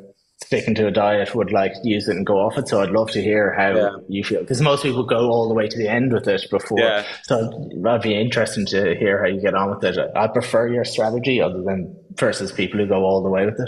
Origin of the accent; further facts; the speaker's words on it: Ireland; I'm Irish